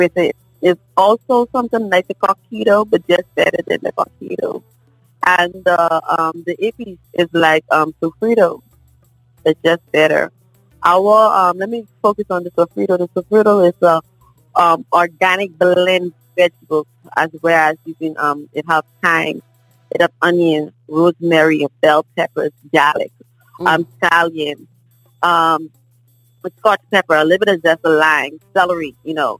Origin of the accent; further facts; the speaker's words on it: Nassau, New Providence, Bahamas; now in Orlando, United States; I'm originated from Nassau, Bahamas, which is called New Providence. I now reside at Orlando, Florida